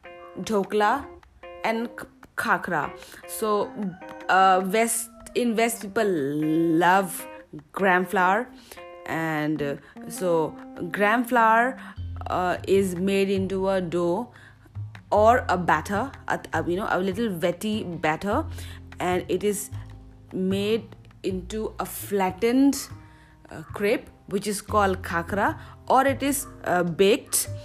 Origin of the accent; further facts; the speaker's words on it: East India, India; now in South India, India; I am from East India